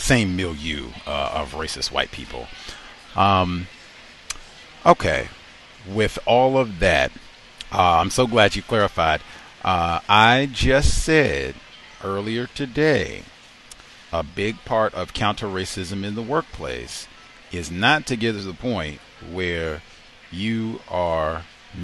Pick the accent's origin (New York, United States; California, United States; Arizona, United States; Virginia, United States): Virginia, United States; also born or lived in Georgia; now in Seattle, United States; I was born in Virginia. I lived in Georgia